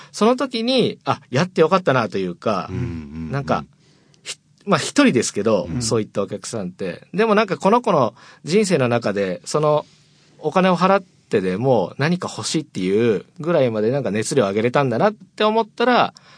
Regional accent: Maniwa, Okayama, Japan; moved away as an adult; now in Fukuoka, Japan; 岡山出身なんですけど、うあの、岡山岡山の、えっと、 真庭市っていう、はい、すごいど田舎

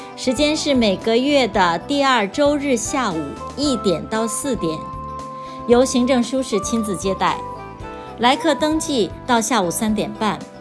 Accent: Beijing, China; now in Fukuoka, Japan; 我来自北京

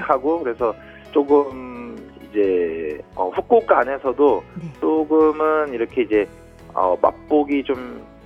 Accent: South Korea; moved away as an adult; now in Fukuoka, Japan; 저도 이제 또 한국인이다 보니까

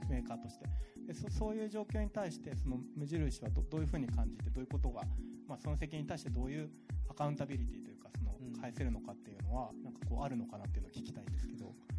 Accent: Tokyo, Japan; moved away; 僕ももともと東京で生まれて今はもう東京住んでないんだけど

